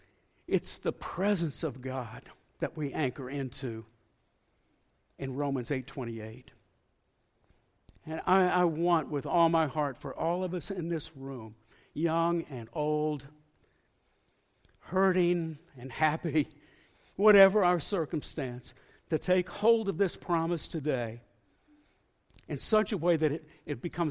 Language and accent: English; northeast Florida, United States; moved away as an adult; also born or lived in northwest Arkansas; I grew up with boats on the Atlantic Ocean in northeast Florida